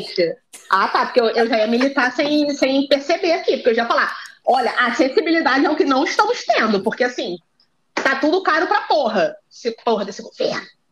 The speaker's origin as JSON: {"language": "Portuguese", "region": "Rio de Janeiro", "country": "Brazil", "said": "eu pelo menos sou Zona Norte com muito orgulho"}